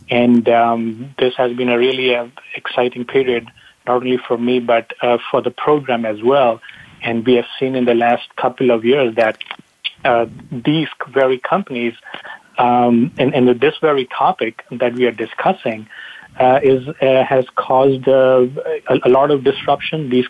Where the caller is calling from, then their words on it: California, United States; Bonnie, I'm in a uh, sunny Bay Area, uh, Silicon Valley.